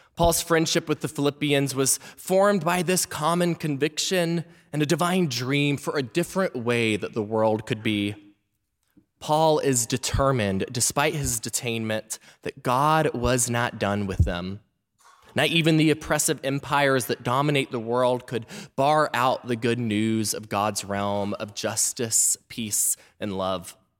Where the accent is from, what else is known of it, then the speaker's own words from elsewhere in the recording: Memphis, Tennessee, United States; moved away; I was back in my hometown of Memphis, Tennessee